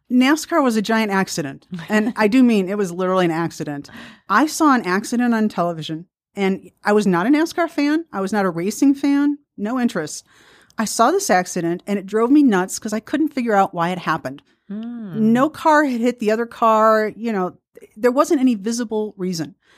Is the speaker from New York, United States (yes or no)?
no; Milwaukee, Wisconsin, United States; I grew up in Milwaukee